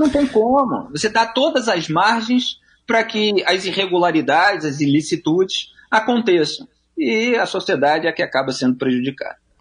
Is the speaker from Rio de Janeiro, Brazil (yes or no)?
yes; Rio de Janeiro, Brazil; eu sou do Rio de Janeiro. Eu moro aqui